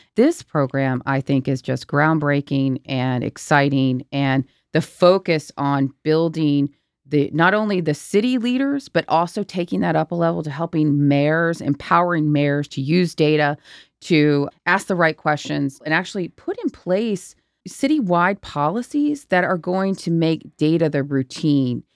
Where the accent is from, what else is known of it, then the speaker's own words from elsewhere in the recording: Virginia, United States; Virginia, my home state